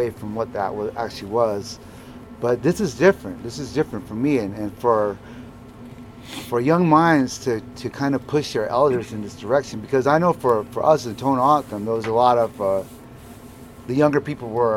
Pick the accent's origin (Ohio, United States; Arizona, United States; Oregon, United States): Arizona, United States; Southern; I come from South Arizona